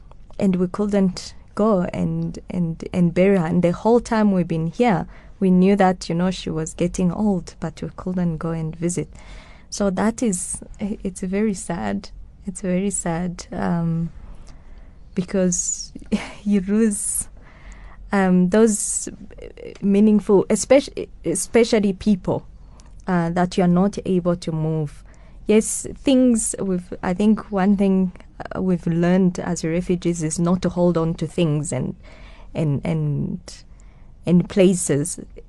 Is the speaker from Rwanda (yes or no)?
yes; Rwanda; first language Kinyarwanda; English is a second language; Actually, we sang this a lot in my mother tongue as a hymn. I grew up with hymns. I know a lot of hymns. yes, I grew up with this in the Kinyarwanda hymns.